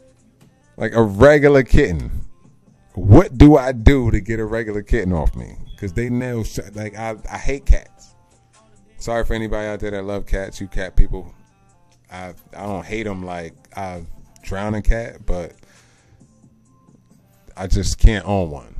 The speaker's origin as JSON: {"language": "English", "region": "Central New Jersey", "country": "United States", "also_born_or_lived": "Colorado", "said": "I'm from Central New Jersey"}